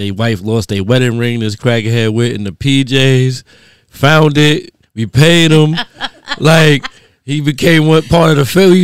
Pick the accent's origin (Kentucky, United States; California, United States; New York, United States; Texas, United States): New York, United States; New York City; So I was born in Fort Greene.